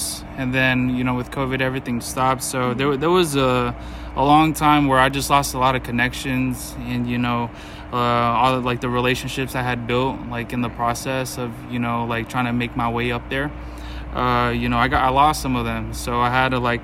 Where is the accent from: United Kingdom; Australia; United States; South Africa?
United States; Fairfield Vallejo area, California; moved away as an adult; now in Sacramento, United States; I'm from Fairfield Vallejo area